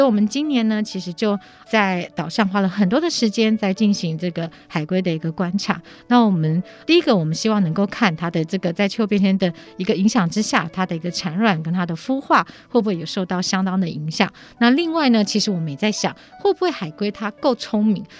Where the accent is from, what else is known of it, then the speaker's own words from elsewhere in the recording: Taiwan; also born or lived in Japan; 我们台湾人